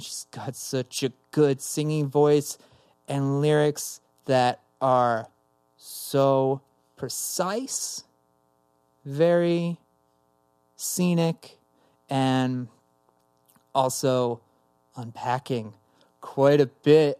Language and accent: English; Summit, New Jersey, United States; also born or lived in Somerset, New Jersey; growing up in New Jersey